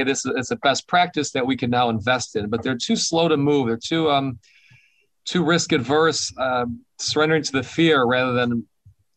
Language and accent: English; Detroit, Michigan, United States; I grew up in Detroit. I'm a minority in Detroit.